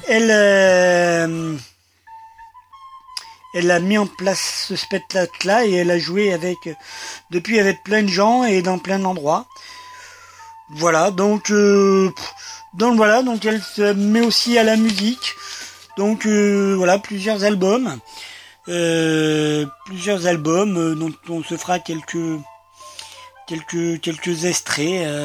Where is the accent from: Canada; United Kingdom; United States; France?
France; Montfermeil, Île-de-France; Moi, je suis né à Montfermeil.